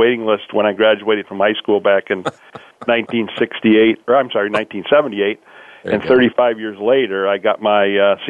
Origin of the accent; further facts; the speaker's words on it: Green Bay, Wisconsin, United States; I grew up in the Green Bay, Wisconsin area